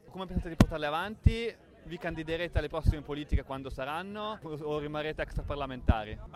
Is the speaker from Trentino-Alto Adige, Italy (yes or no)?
yes; Trentino-Alto Adige, Italy; Noi veniamo dal Trentino